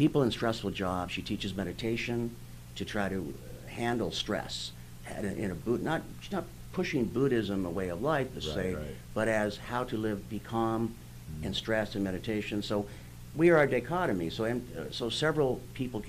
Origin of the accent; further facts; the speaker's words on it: California, United States; I'm from California. I live in the Venice High School